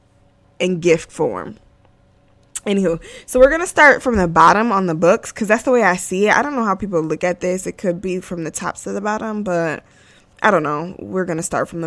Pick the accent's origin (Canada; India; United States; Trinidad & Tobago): United States; I am American, born and raised in America